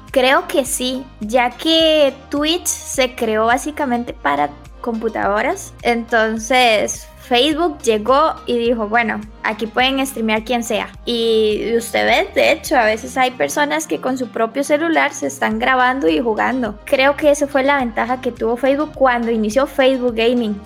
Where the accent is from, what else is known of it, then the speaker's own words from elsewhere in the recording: Limón, Costa Rica; now in Greater Metropolitan Area, Costa Rica; realmente soy de Limón.